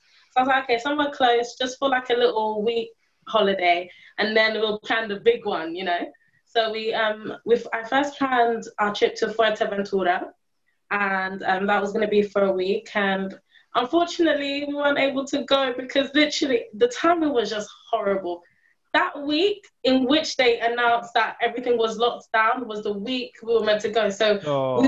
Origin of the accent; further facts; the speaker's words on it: London, United Kingdom; I was born in London, raised in the UK, I have not been a tourist in my own country.